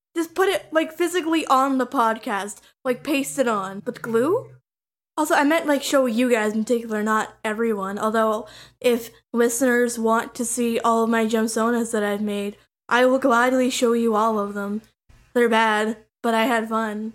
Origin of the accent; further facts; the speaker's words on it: Canada; I'm twenty-two and I'm from Canada